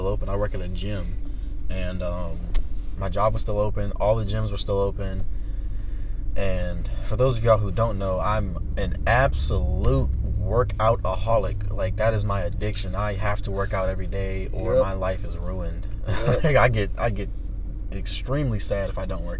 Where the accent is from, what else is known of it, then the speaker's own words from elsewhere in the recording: United States; as an American